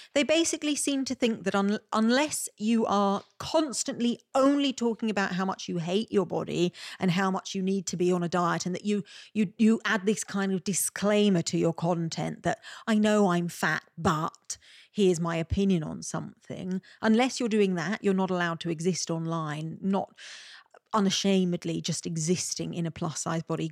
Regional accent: Malta; accent: Maltese; my Maltese accent

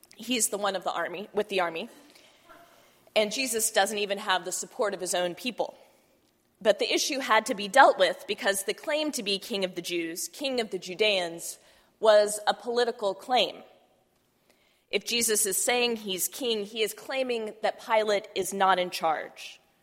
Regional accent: Texas, United States; I'm a Texan, I'm the oldest child

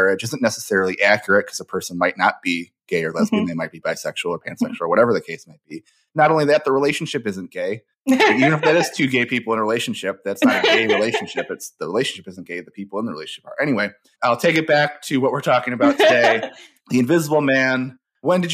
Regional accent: Michigan, United States; I'm from Michigan

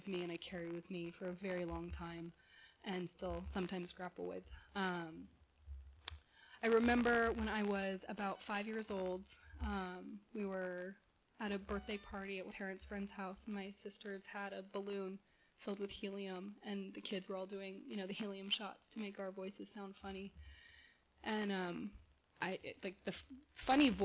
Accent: Corona del Mar, California, United States; also born or lived in San Diego, California; now in Westminster, United States; I was born in San Diego, adopted at birth to a beautiful family in Southern California in Corona del Mar. I grew up in a gorgeous home

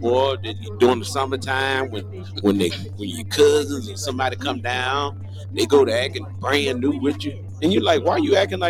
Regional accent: Mississippi, United States; moved away as an adult; I'm from Bays, Mississippi.

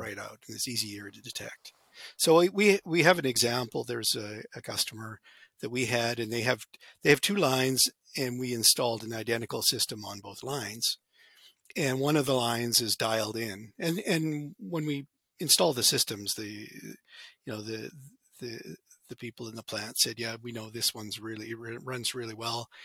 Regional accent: Canada; also born or lived in Alberta; I grew up in Canada

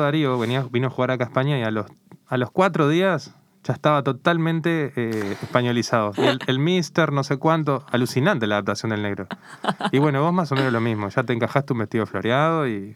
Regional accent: Uruguay; now in Spain

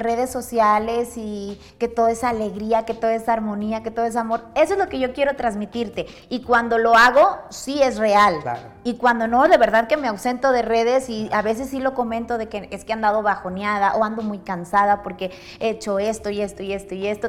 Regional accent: Monterrey, Nuevo León, Mexico; yo soy originaria de Monterrey, toda mi vida he vivido en Monterrey

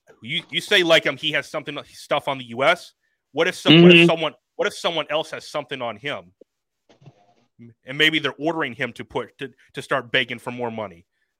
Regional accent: Iowa, United States; Well, am I the only one that's from the north? Actually, I'm from Iowa.

